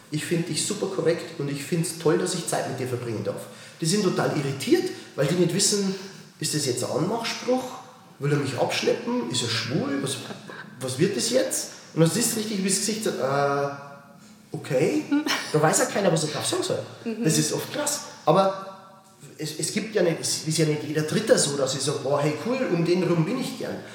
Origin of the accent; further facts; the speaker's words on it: Bavaria, Germany; ich bin ja aus Bayern, wie willst du das sagen?